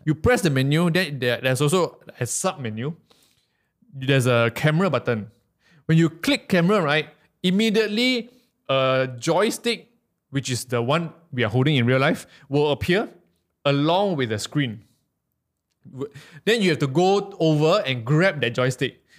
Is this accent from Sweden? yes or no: no; Malaysia; I'm, I'm from Malaysia